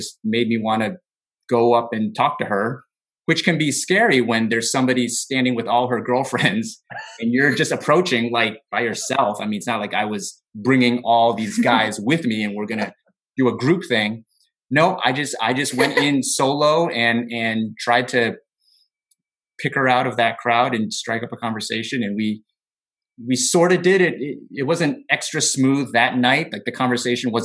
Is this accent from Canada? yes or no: no; United States; I was born and raised in the United States